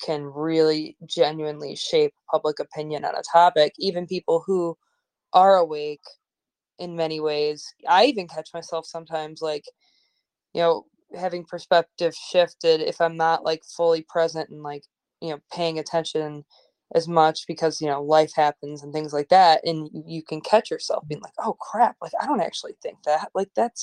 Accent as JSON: {"language": "English", "town": "Chicago", "region": "Illinois", "country": "United States", "said": "I'm from Chicago. I live in Chicago"}